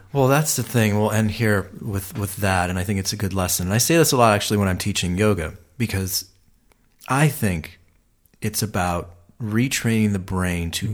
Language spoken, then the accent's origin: English; Ohio, United States; now in Los Angeles, United States; I'm from Ohio, and and um, it was very neighborhood driven.